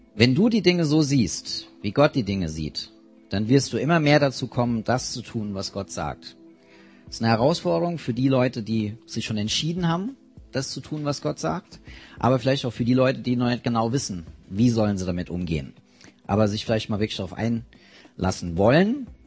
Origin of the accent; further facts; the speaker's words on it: near Mainz, Rhineland-Palatinate, Germany; ich komme aus der Nähe von Mainz